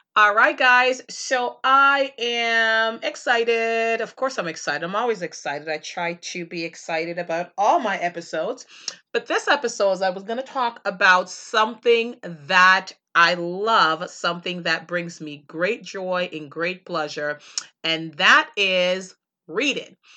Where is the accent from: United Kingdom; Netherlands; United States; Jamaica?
Jamaica; moved away; as a kid growing up in Jamaica